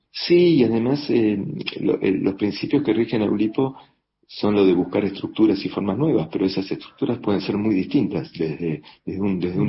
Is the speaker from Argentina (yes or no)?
yes; Argentina; moved away as an adult; Yo me fui de Argentina ya hace casi 20 años